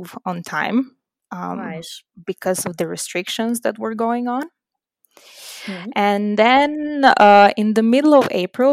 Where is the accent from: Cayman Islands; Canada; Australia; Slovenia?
Slovenia; moved away as an adult; also born or lived in Chicago; now in Heidenheim, Germany; I'm from Slovenia originally. I was born and raised there.